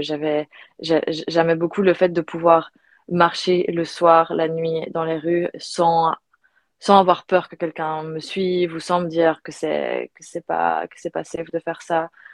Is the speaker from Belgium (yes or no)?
yes; Belgium; moved away as an adult; also born or lived in United States / Australia; now in Barcelona, Spain; je suis belge, j'ai grandi en Belgique